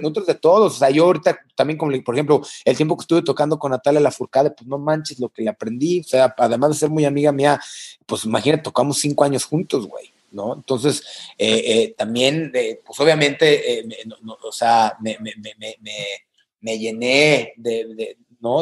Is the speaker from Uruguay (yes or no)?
no; San Luis Potosí, Mexico; also born or lived in El Mante; yo soy de San Luis